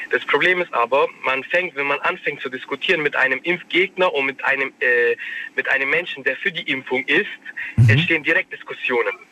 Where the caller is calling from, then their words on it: Waiblingen, Baden-Württemberg, Germany; ich komme aus Weibling.